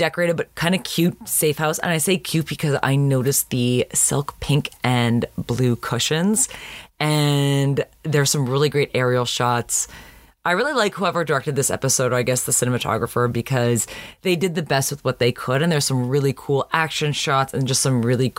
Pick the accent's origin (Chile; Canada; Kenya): Canada; now in United States; growing up in Canada